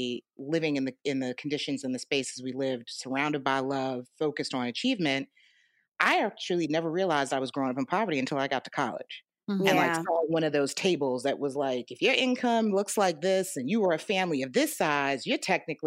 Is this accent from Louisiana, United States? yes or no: no; New York City, New York, United States; But I think the real definition of where my journey started is growing up in New York, native New Yorker, wasn't raised by either of my parents, was raised by maternal parents